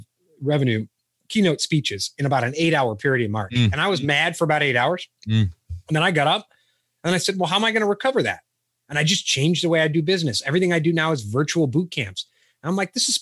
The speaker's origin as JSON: {"language": "English", "town": "Chicago", "region": "Illinois", "country": "United States", "tie": "born or raised there", "also_born_or_lived": "Charleston, South Carolina", "moved": "as an adult", "said": "Originally, I grew up in the Chicago area and we moved to Charleston, South Carolina for a while"}